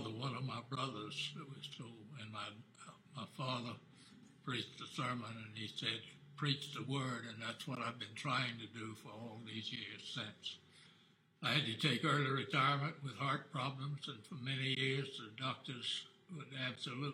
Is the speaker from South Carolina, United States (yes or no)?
yes; South Carolina, United States; I was born in South Carolina.